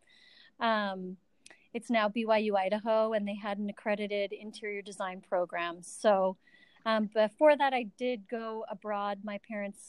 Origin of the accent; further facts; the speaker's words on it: Vancouver Island, British Columbia, Canada; also born or lived in Calgary, Alberta / Victoria / Nanaimo / Qualicum; So I was born in Calgary, Alberta, Canada, and lived there till I was about five. And then my parents moved us to Vancouver Island, British Columbia, where I lived until I was about 18.